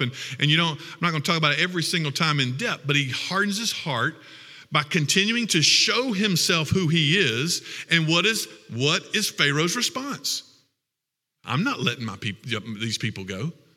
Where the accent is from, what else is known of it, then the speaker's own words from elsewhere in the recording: Lexington, South Carolina, United States; I'm from Lexington, South Carolina.